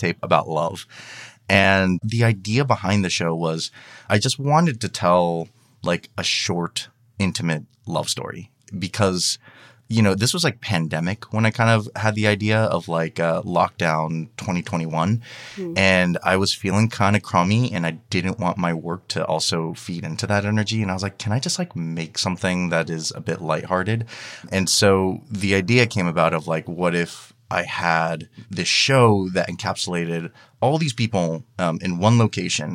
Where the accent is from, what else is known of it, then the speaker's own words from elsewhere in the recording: Downey, California, United States; my hometown of Downey